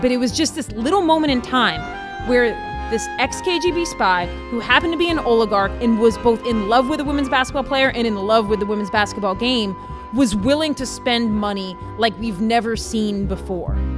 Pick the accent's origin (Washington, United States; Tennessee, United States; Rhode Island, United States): Rhode Island, United States; now in Charleston, United States; I was born in Rhode Island